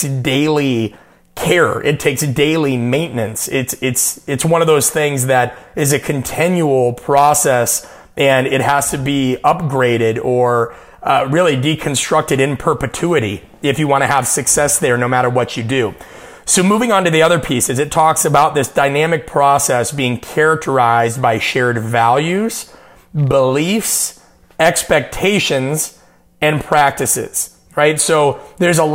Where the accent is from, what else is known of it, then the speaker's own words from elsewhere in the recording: Nebraska, United States; growing up in Nebraska